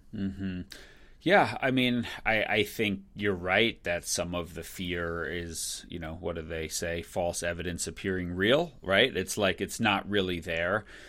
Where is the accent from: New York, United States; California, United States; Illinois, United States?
New York, United States; Long Island; moved away; also born or lived in Michigan; I grew up on Long Island